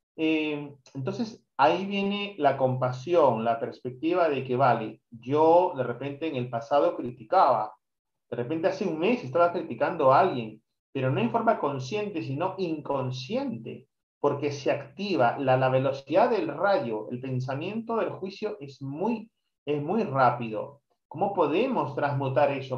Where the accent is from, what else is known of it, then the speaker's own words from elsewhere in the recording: Peru; yo soy peruano